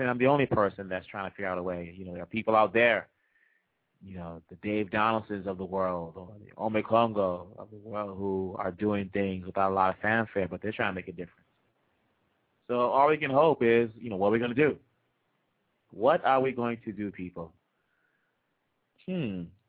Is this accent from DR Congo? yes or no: yes; DR Congo; moved away; we're from Congo.